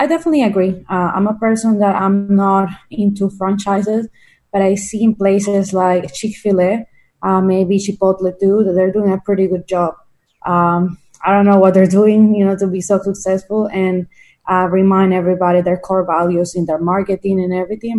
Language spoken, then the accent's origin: English; Colombia; now in Florida, United States; I'm right now in Florida. I'm originally from Colombia